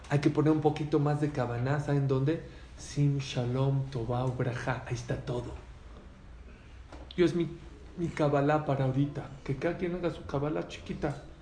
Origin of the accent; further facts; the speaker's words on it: Venezuela; yo vengo de Venezuela, yo sé qué pasó.